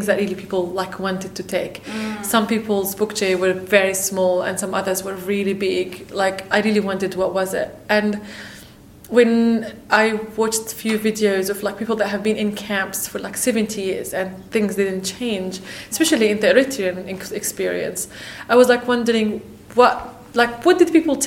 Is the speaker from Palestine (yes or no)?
yes; Palestine; moved away as an adult; now in Australia; I'm from Palestine